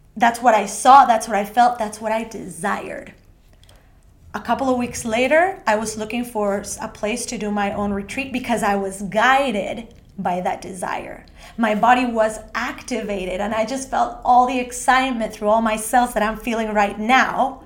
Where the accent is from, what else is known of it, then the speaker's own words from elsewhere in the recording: Ecuador; moved away as an adult; also born or lived in Australia; now in Sweden; I was born and raised in Ecuador by a, uh, my family who comes from Argentina